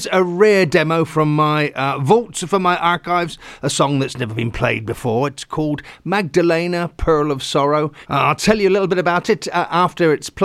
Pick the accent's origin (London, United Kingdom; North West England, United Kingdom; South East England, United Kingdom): South East England, United Kingdom; Hampshire; accent: Hampshire; my Hampshire accent